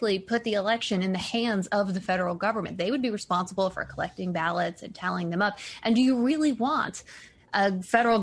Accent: Cobb County, Georgia, United States; moved away; I grew up in Cobb County, Georgia

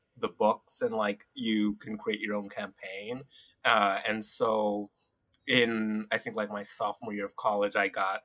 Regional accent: Los Angeles, California, United States; also born or lived in Hawthorne, California / Inglewood, California; I'm an LA native

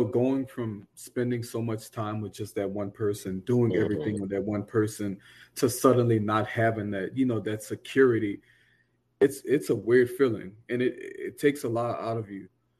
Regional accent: the South, United States; You know, he was very aggressive, and you know me, I'm from the South. You know, I'm not overly aggressive.

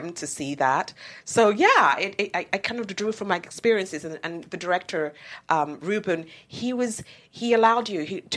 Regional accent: United Kingdom; also born or lived in Nigeria; now in United States; I'm actually Nigerian born, British grown, and American.

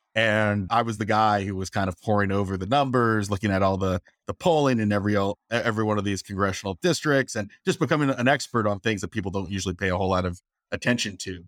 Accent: Virginia, United States; I'm from Virginia

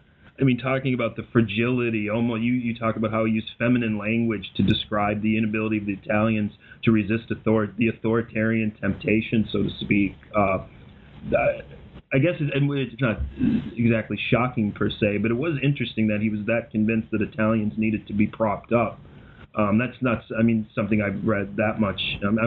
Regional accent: Minnesota, United States; I grew up in Minnesota. I'm from a very Scandinavian family. My grandmother at times preferred to speak Norwegian.

